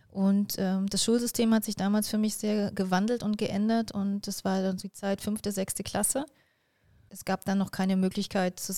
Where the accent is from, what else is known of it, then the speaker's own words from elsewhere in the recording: Jena, Thuringia, Germany; born there; also born or lived in Delitzsch; ich bin in, in, äh, in Jena geboren, also in Thüringen, wo man ja schon auch einen, einen guten Dialekt sprechen